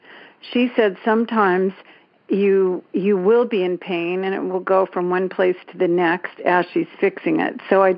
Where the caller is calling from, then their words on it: Danville, California, United States; I'm calling from Danville, California.